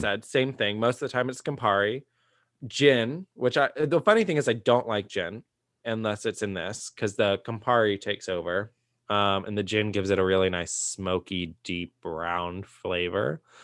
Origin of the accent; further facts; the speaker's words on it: Austin, Texas, United States; growing up in Austin